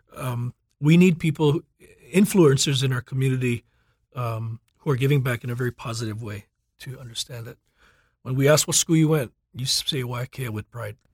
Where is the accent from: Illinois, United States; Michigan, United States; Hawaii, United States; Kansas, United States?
Hawaii, United States; Oahu; I have roots in Kauai as well, but I grew up here in Oahu as well